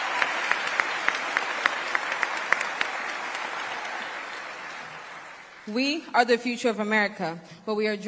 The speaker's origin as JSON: {"language": "English", "region": "California", "country": "United States", "said": "my home state, California"}